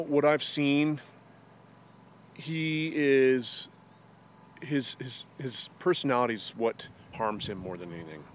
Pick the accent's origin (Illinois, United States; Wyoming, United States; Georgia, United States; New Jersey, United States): Wyoming, United States; Lander; from Lander.